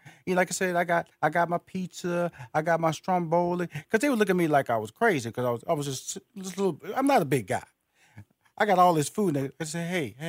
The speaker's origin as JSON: {"language": "English", "town": "Houston", "region": "Texas", "country": "United States", "also_born_or_lived": "New Orleans", "said": "I'm from Houston, Texas, by way of New Orleans."}